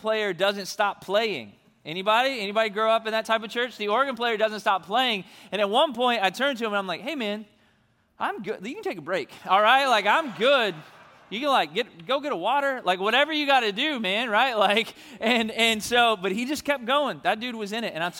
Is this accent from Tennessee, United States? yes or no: yes; Memphis, Tennessee, United States; moved away; I'm from Memphis, Tennessee, originally